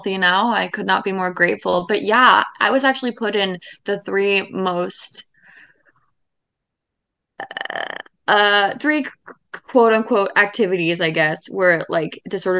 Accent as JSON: {"language": "English", "town": "Seattle", "region": "Washington", "country": "United States", "tie": "born or raised there", "moved": "yes", "said": "I grew up in Seattle"}